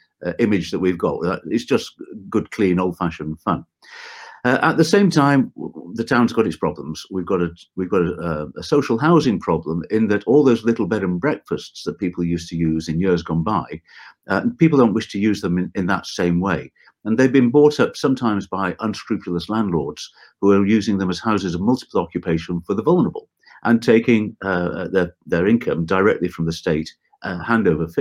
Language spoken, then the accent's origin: English; Blackpool, North West England, United Kingdom; also born or lived in Manchester / London; I'm actually consider myself to be a native of Blackpool in Lancashire, although I'm actually born in Manchester.